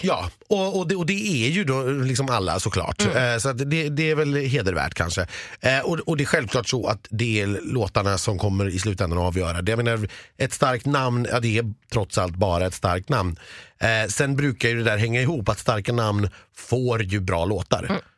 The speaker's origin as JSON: {"language": "Swedish", "town": "Stockholm", "region": "Stockholm County", "country": "Sweden", "said": "så nedlåtande som stockholmare"}